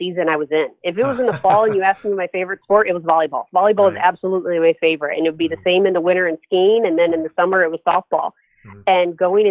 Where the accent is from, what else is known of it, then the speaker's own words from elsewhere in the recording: Lake George, New York, United States; moved away as an adult; also born or lived in Erie, Pennsylvania; Growing up in Lake George, New York, again, it's a resort town.